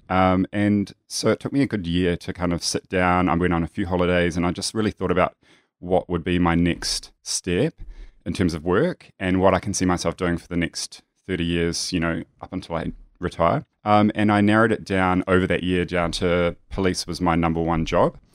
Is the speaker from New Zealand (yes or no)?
yes; New Zealand; now in Melbourne, Australia; I grew up in a very small, um, country town in New Zealand, if you can tell that I'm a New Zealander